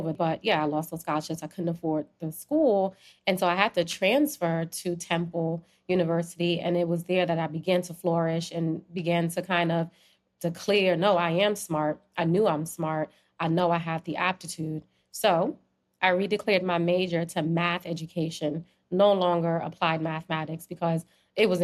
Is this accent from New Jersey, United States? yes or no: yes; New Jersey, United States; also born or lived in Trinidad; I was born in Trinidad and I came up here when I was a baby. I came to New Jersey when I was a baby